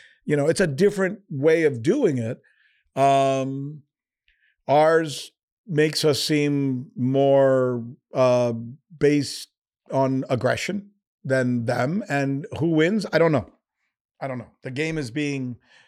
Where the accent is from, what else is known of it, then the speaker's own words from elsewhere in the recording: United States; As an American, would I be willing to give up all of these creature comforts that I have?